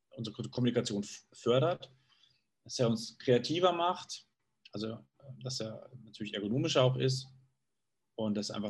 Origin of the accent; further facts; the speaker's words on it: Munich, Bavaria, Germany; München, weil das ist für mich da strahlt mein Raum eigentlich das aus, was ich, was ich brauche. Das ist meine Heimat, in der ich mich wohlfühle, sicher fühle, geborgen fühle.